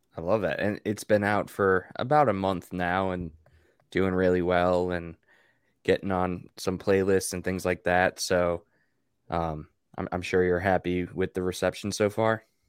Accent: Long Island, New York, United States; growing up in the Northeast, it's, it's a smaller label, but for me on Long Island

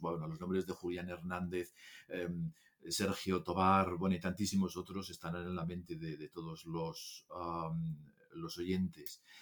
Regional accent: Asturias, Spain; Yo soy de Asturias

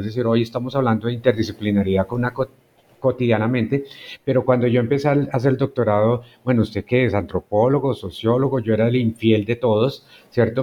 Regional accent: towns near Bogotá, Cundinamarca, Colombia; moved away as an adult; also born or lived in Guasca / Facatativá; no soy bogotano yo llegué a Bogotá para estudiar arquitectura. Entonces mi niñez y la juventud la pasé en otros pueblos cercanos, en Huasca, Cuetenamarca, en Facatativá

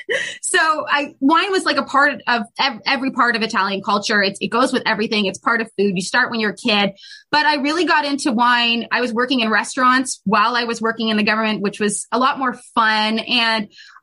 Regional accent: Canada; So I grew up, I was born in Canada and raised in Canada

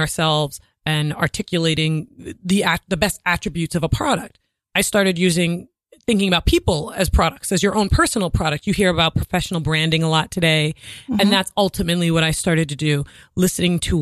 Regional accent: Rhode Island, United States; also born or lived in Boston / New York; now in Manhattan, United States; I live in Manhattan, but I'm from Rhode Island

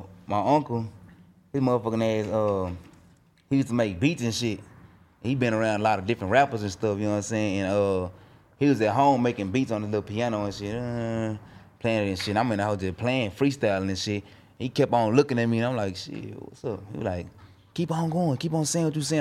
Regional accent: Dallas, Texas, United States; I'm from Dallas, Oak Cliff

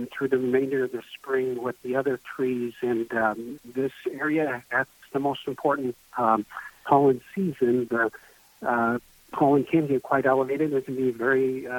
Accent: Belmont, United States; also born or lived in Arizona; I grew up in Belmont, trained in various places, and actually practiced in Arizona for a number of years before relocating back here.

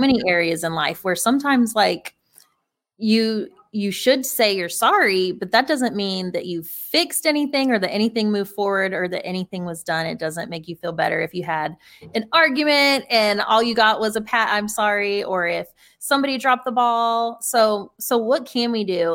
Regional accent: North Carolina, United States; I grew up in North Carolina

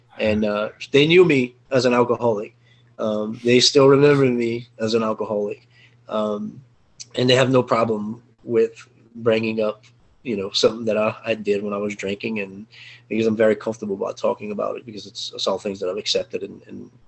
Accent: Cajun, Louisiana, United States; I'm Cajun French, you know, on parler un petit peu français

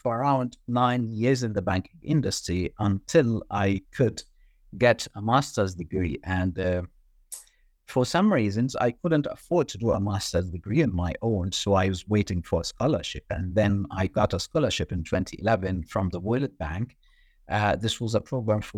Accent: Egypt; moved away as an adult; I did my undergrad in banking, and this was back in Egypt, my home country

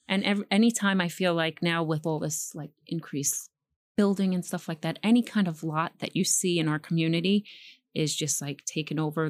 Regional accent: New York City, New York, United States; also born or lived in Pelham Bay, Bronx / Morris Park, Bronx; I grew up in Throg's Neck.

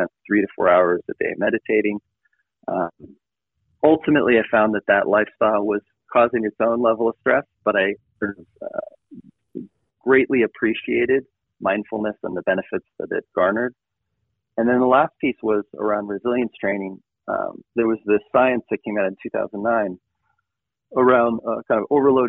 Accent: Boulder, Colorado, United States; I grew up in Boulder, Colorado

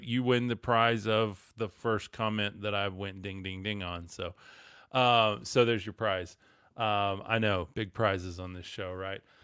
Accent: West Texas, United States; I'm from West Texas

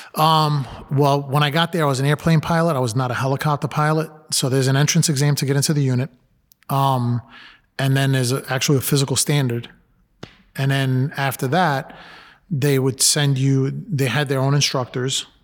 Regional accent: New York City, New York, United States; I'm a Latino, I grew up in Brooklyn

